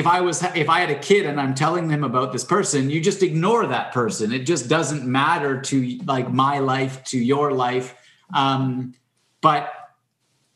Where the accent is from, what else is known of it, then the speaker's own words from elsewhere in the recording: Canada; I'm Canadian